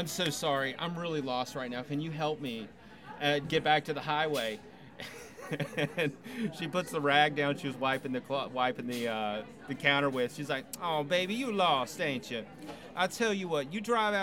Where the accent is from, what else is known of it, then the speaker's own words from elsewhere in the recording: Cary, North Carolina, United States; moved away as an adult; now in Austin, United States; I'm from Cary, North Carolina